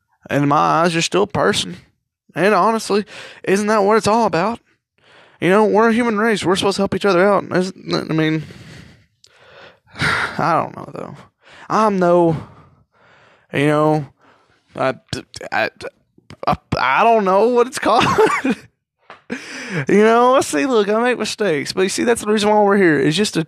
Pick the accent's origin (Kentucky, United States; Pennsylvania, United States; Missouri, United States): Kentucky, United States; I'm 17, and I come from Kentucky